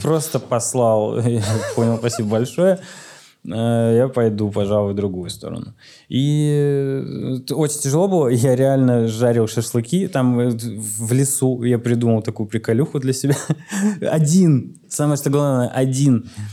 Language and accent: Russian; Omsk, Omsk Oblast, Russia; moved away; also born or lived in Saint Petersburg; я вернулся в Омск, в родной город Омск